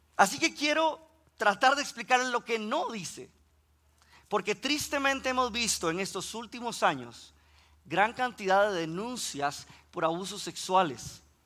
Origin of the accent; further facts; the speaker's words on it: Costa Rica; si escuchan que pronuncio la R un poquito extraña, es que soy de Costa Rica